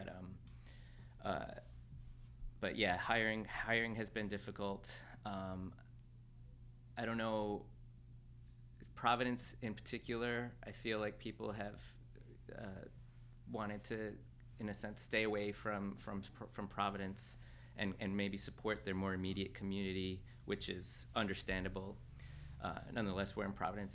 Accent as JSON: {"language": "English", "country": "Mexico", "tie": "born or raised there", "moved": "yes", "said": "I grew up in Mexico I was born there and raised there"}